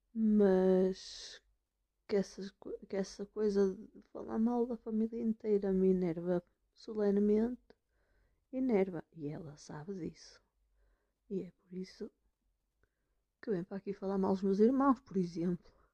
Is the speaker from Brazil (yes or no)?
no; Braga, Norte, Portugal; moved away; Sou uma pessoa do Norte. Eu vim de Braga.